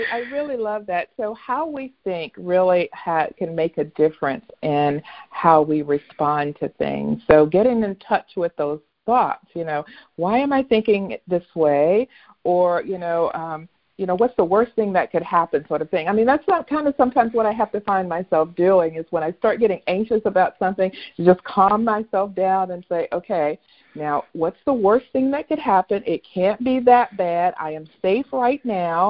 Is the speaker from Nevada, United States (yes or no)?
no; North Carolina, United States; the area where I grew up in North Carolina